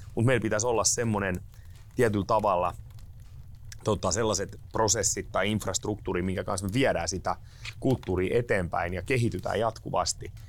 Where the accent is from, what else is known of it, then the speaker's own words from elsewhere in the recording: Turku, Southwest Finland, Finland; now in Savonia, Finland; Mä olen lähtöisin turkulainen kaveri, joka on päätynyt Savoon